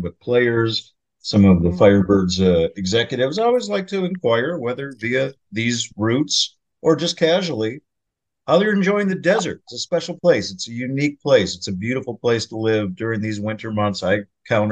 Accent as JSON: {"language": "English", "region": "Minnesota", "country": "United States", "tie": "born or raised there", "moved": "yes", "said": "as a Minnesota native"}